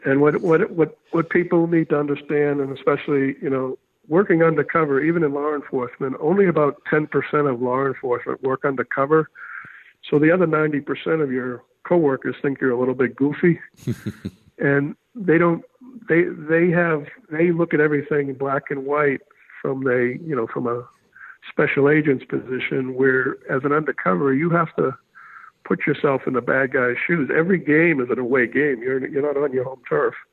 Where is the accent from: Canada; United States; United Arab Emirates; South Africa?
United States; Haverhill, Massachusetts; I grew up outside of Boston in a uh, industrial town called Haverhill, uh, blue collar um, city, a decaying mill town.